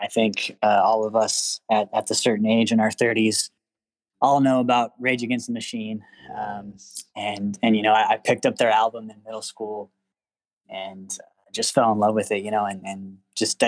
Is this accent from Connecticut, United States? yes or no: no; Denver, Colorado, United States; moved away as an adult; also born or lived in Alamosa, Colorado / Manassa, Colorado; now in Dallas-Fort Worth, United States; I grew up in Denver